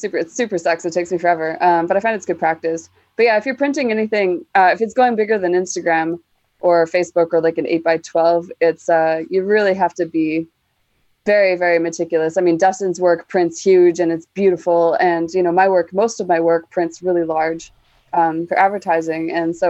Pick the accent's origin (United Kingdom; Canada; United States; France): Canada; born or raised there